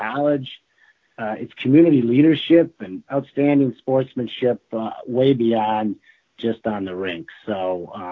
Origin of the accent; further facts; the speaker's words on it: Minnesota, United States; moved away as an adult; now in Wisconsin, United States; I'm from Minnesota